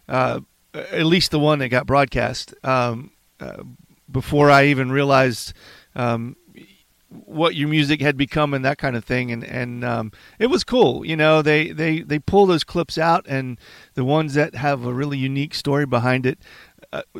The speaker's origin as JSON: {"language": "English", "region": "Virginia", "country": "United States", "tie": "born or raised there", "said": "I'm from a small town in Virginia. It's kind of hard to take the home out of you when you grow up in a special place"}